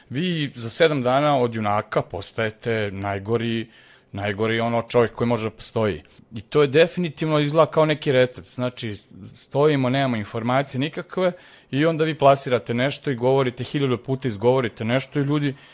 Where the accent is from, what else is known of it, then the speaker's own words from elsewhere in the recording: Serbia; ja sam ovde rođen, školovan, radim